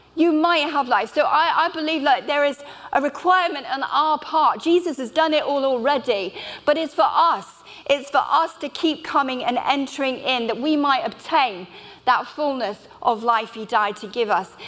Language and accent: English; Bristol, South West England, United Kingdom; I'm from Bristol. I minister in a church there in the heart of Bristol.